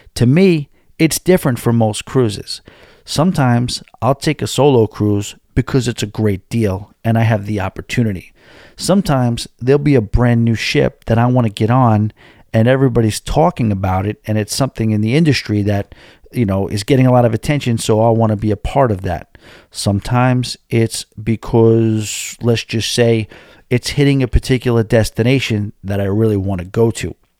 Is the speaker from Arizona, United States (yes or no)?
no; New York City, New York, United States; I come up from New York City